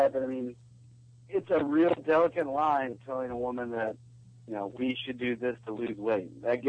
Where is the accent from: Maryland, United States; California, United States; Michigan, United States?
California, United States; from California.